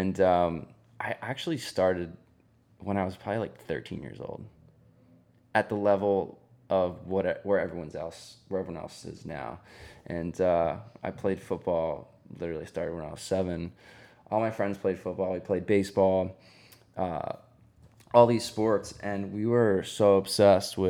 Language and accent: English; near Jersey Shore, New Jersey, United States; I grew up near Jersey Shore